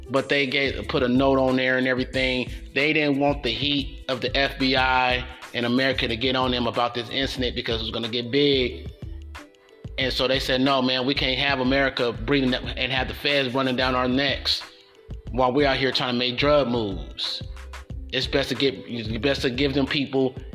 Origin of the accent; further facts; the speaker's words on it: United States; as an American